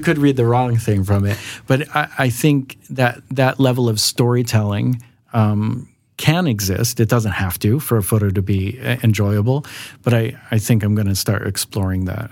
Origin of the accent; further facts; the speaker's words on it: Los Angeles, California, United States; moved away as an adult; now in Sweden; I'm also American, as Lydia said. Uh, I'm from Los Angeles